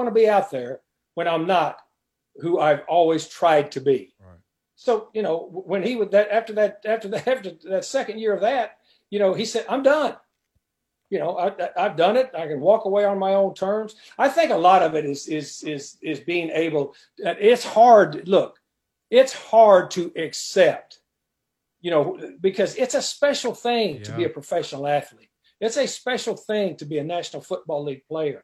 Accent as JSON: {"language": "English", "region": "West Texas", "country": "United States", "tie": "born or raised there", "moved": "as an adult", "said": "I grew up in West Texas."}